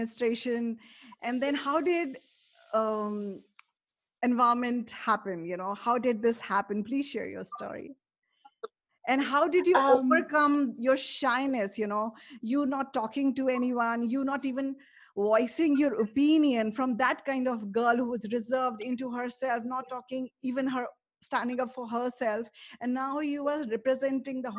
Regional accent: Prayagraj, Uttar Pradesh, India; I was born in the same city as he was born. So whenever someone asks me, where are you from? I always say, I'm from Amitabh Bachchan's village. And interestingly enough, people across the globe know that, oh, you're from Allahabad

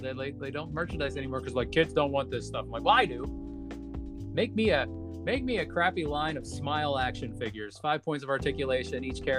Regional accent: United States; our concept as American people

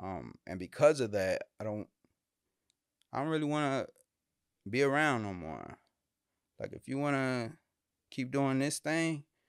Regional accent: Houston, Texas, United States; Born and raised in Houston, man, on the north side, right? So the hospital I was born at is literally within like a 10-mile radius of anywhere I've ever lived in my life.

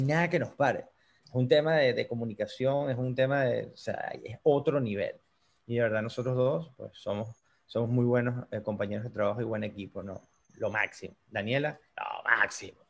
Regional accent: Choroní, Aragua, Venezuela; moved away as an adult; now in United States; puedo ir para Choroní a visitar mi pueblo amado

